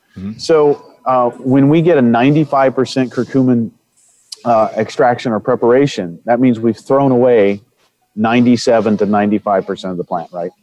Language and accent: English; Indiana, United States; I come from Indiana, and in Indiana, there's a lot of family farms